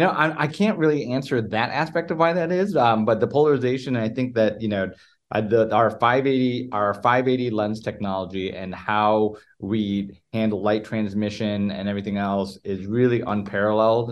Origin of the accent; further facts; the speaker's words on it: Chicago, Illinois, United States; moved away as an adult; also born or lived in Los Angeles / Newport Beach / Springfield, Missouri / Boston; originally, uh, born and raised in the Chicago area